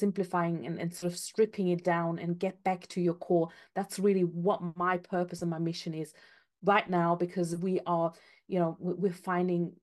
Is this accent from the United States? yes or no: no; Austria; moved away as an adult; now in United Kingdom; I'm from Austria originally